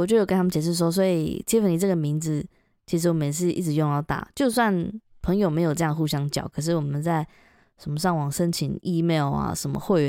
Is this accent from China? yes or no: no; Taiwan; moved away as an adult; now in United Kingdom; 因为像我们台湾人也是